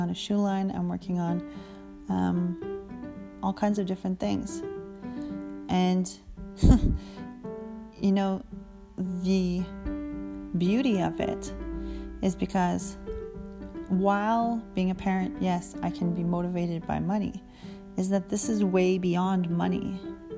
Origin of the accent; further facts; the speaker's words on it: Canada; I'm a Canadian